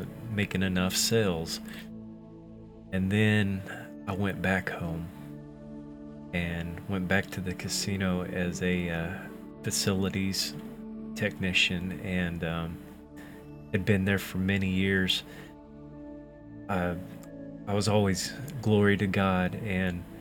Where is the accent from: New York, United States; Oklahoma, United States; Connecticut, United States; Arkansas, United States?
Oklahoma, United States; I'm from Oklahoma